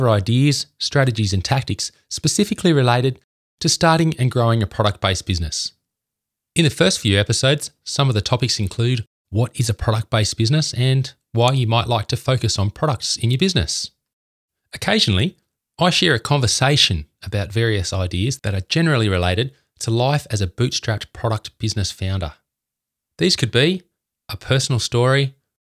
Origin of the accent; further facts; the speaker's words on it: Canberra, Australian Capital Territory, Australia; I'm from Canberra, the capital of Australia.